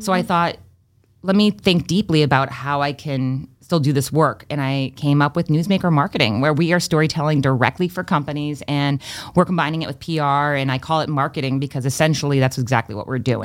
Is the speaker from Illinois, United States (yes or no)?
no; Freetown, Massachusetts, United States; also born or lived in Fall River, Massachusetts; I was born in Fall River, Massachusetts, grew up in Freetown, Massachusetts, and I actually moved back to my hometown